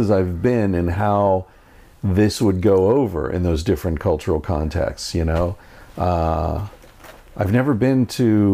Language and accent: English; near Pittsburgh, Pennsylvania, United States; I grew up near Pittsburgh in the 70s when the rivers were on fire